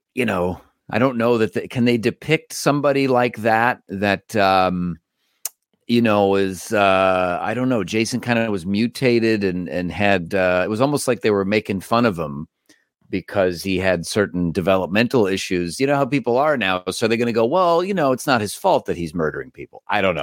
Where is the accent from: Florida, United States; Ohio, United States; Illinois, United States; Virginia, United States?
Ohio, United States; Cleveland; moved away; I grew up in Cleveland.